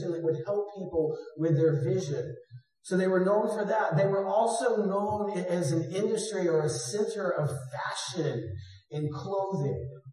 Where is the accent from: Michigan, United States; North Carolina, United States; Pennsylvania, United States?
North Carolina, United States; Greensboro; also born or lived in San Diego, California / Atlanta, Georgia / Los Angeles, California; from Greensboro, this is the city I was born in. In my 20s, I moved from Greensboro to San Diego